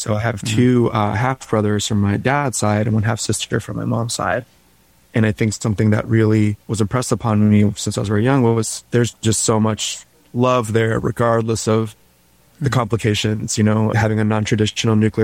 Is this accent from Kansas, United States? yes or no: no; Washington, District of Columbia, United States; also born or lived in Shanghai, China; now in New York, United States; I grew up in DC